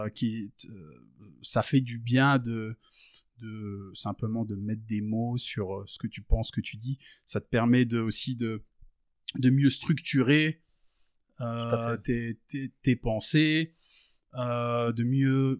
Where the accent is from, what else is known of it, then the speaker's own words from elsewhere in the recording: Verdun, Grand Est, France; moved away as an adult; now in Liège, Belgium; je suis né en France, j'ai grandi en France. Et donc, euh, j'ai grandi donc euh, à Verdun, la moitié de mon enfance, l'autre moitié dans un petit village euh, juste à côté